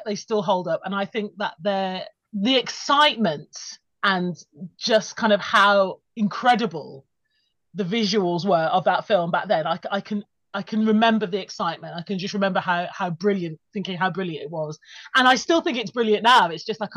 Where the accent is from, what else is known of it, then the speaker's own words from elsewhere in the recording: Birmingham, West Midlands, United Kingdom; I remember seeing Batman Returns at the cinema at the Odeon in Birmingham, which was just like the mecca for all film, like, you know, if you're growing up in the Midlands